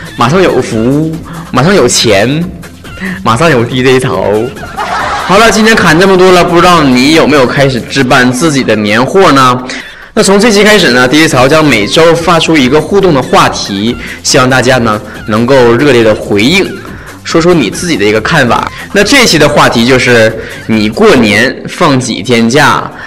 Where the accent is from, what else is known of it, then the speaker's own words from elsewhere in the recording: Northeast China, China; 咱们东北人